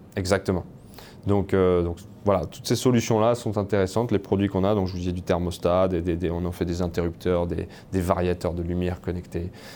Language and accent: French; France; now in Canada; je suis français et pas canadien